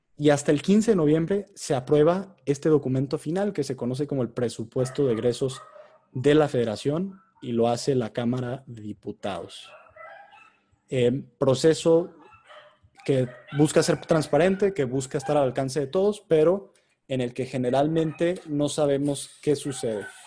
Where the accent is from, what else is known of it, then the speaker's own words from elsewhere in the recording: Mexico; nosotros como mexicanos